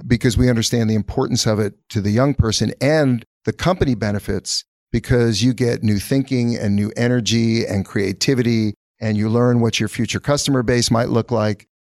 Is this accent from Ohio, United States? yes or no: no; New York, United States; also born or lived in California; growing up in New York